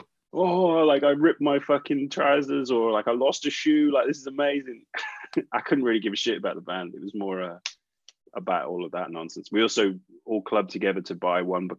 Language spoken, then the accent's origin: English; Bristol, South West England, United Kingdom; I grew up in Bristol, so we didn't have every band come to town